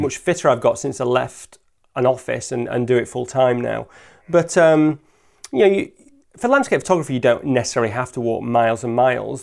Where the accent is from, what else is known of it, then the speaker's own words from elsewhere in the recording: Lake District, North West England, United Kingdom; now in Peak District, United Kingdom; I grew up in the Lake District and I now live in the Peak District